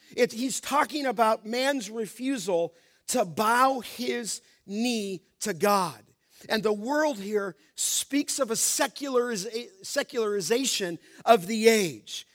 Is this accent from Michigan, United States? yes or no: no; Los Angeles, California, United States; When I was a young boy growing up in Los Angeles